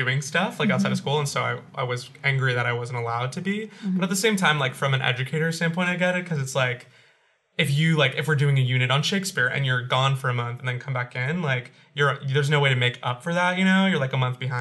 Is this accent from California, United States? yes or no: yes; Los Angeles, California, United States; I'm from LA, born and raised